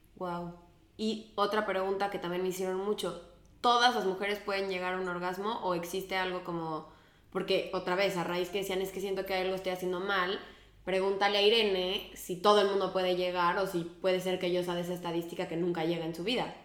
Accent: Mexico; moved away as an adult; now in Spain; me salí de México

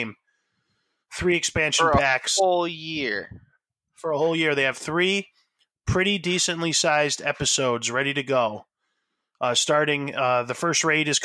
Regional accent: United States; as an American

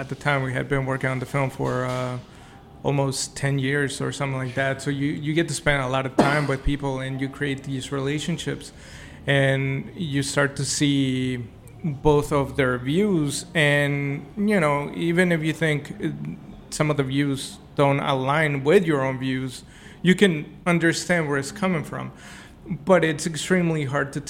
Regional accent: Mexico; now in United States; I'm originally from Mexico. I came here legally

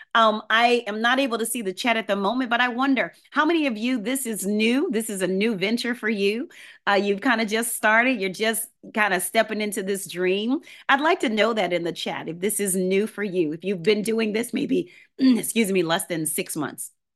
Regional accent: New Orleans, Louisiana, United States; I grew up in New Orleans, Louisiana

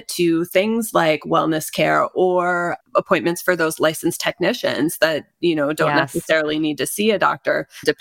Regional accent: Iowa, United States; moved away; I'm from Iowa originally

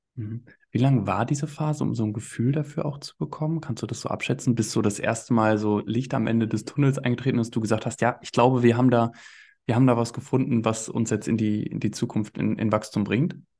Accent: East Westphalia-Lippe, North Rhine-Westphalia, Germany; in Ostwestfalen-Lippe, ja, in, in meiner Heimat

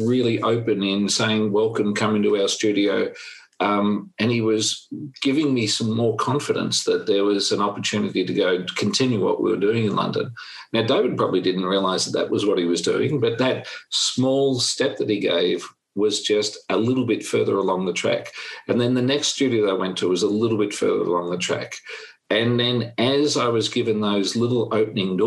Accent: Australia; I'm from Australia

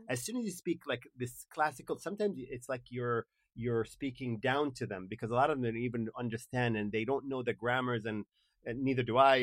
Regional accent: Kuwait; English is a second language; moved away as an adult; also born or lived in Dallas, United States

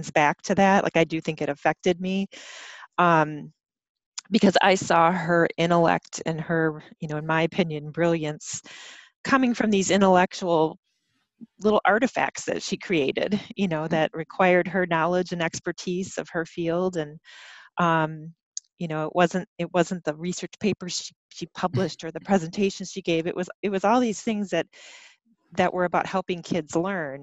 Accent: Michigan, United States; now in Madison, United States; I'm not from here originally, I'm from Michigan

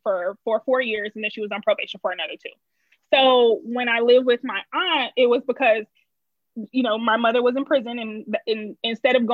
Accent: Detroit, Michigan, United States; moved away as an adult; also born or lived in Los Angeles, United States; now in Chicago, United States; I grew up on the East Side. I did go to school in the suburbs, though. As most people, I would say from Detroit

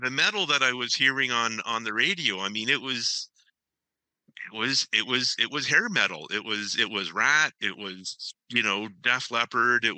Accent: Ancaster, Ontario, Canada; I grew up in Ancaster.

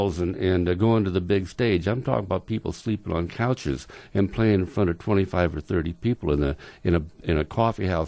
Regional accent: Utah, United States; moved away; I was from Utah

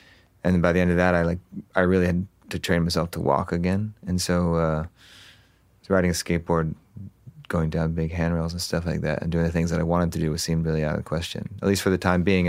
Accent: Huntington Beach, California, United States; also born or lived in Los Angeles, United States; I grew up in Orange County, so Huntington Beach

